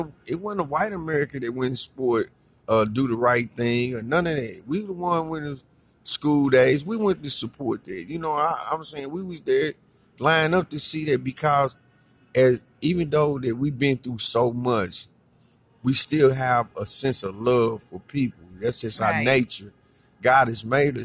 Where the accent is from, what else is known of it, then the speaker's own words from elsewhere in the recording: St. Louis, Missouri, United States; I was born in St. Louis